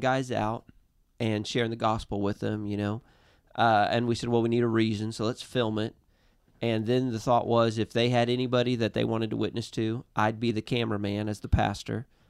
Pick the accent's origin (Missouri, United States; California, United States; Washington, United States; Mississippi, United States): Missouri, United States; we're from Missouri